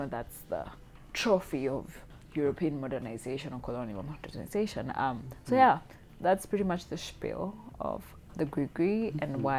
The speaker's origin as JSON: {"language": "English", "country": "Kenya", "said": "being of Kenyan origin"}